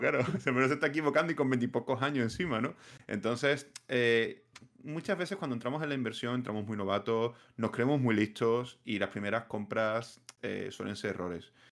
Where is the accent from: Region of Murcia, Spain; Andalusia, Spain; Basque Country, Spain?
Andalusia, Spain; Seville; now in Badajoz, Spain; soy de Sevilla